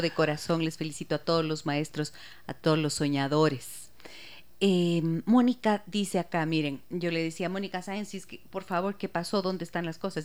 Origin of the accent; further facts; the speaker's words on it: Ecuador; lo que somos los ecuatorianos